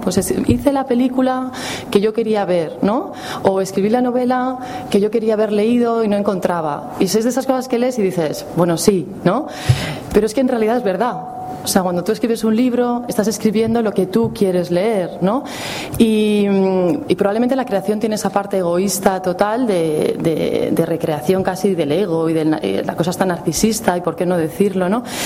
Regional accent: Madrid, Community of Madrid, Spain; Yo, como soy de Madrid

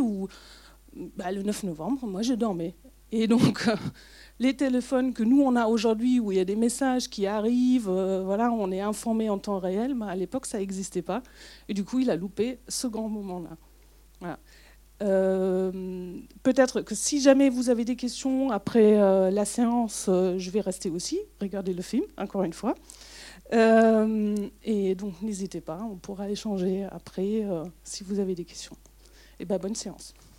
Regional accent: Germany; French is a second language; moved away; je suis est-allemande, donc je suis née en RDA

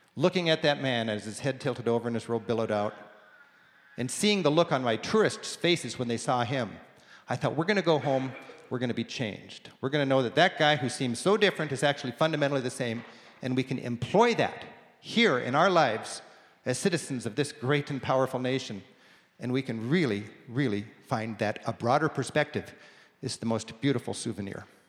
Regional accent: United States

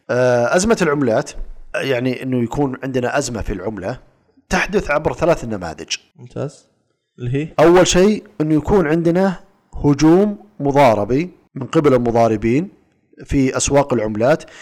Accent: Saudi Arabia; اجيب لك مثال عندنا في السعوديه الريال السعودي مثبت قدام الدولار

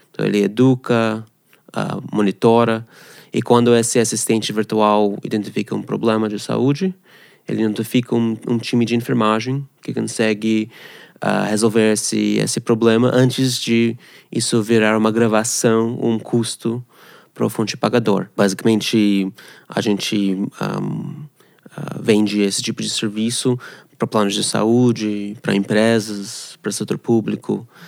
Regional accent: Canada; Portuguese is a second language; moved away as an adult; also born or lived in Moscow, Russia / Ghana; now in Brazil; Eu nasci na Rússia, em Moscou. A, a família saiu quase tipo refugiado para Canadá. Uh, cresci lá no Canadá, sou canadense.

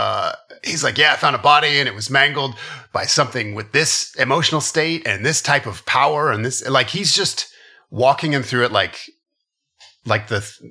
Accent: Pacific Northwest, United States; I've never heard anyone call a cattle rancher a beef farmer, but I was from the Pacific Northwest. So it could be a regional thing.

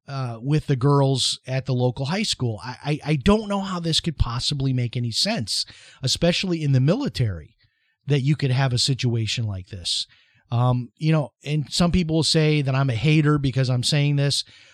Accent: Chicago, Illinois, United States; It's like when I was growing up in Chicago, the ice cream guy would stop at my driveway.

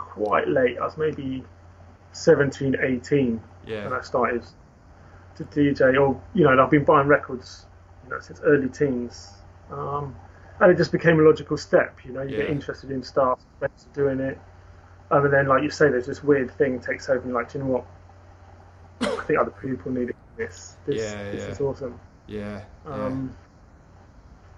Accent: West Country, South West England, United Kingdom; I grew up in the West Country

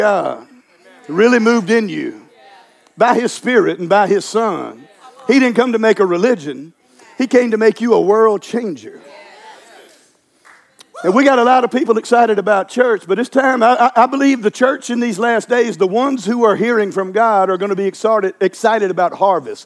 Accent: Louisiana, United States; I'm from Louisiana

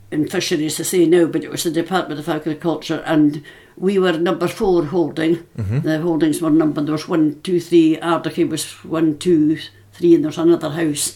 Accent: Ross of Mull, Scotland, United Kingdom; I've lived all my life around this area

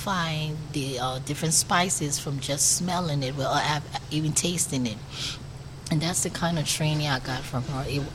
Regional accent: Monrovia, Montserrado, Liberia; moved away as an adult; now in Richmond, United States; I grew up in Monrovia, Liberia, West Africa

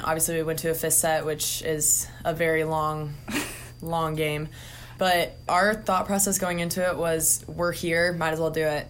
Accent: Indianapolis, Indiana, United States; moved away; I'm from Indianapolis, Indiana

